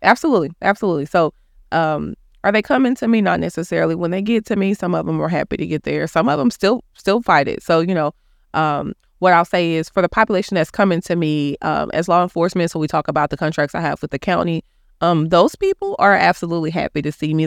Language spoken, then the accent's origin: English; Dallas, Texas, United States; I grew up in Oak Cliff.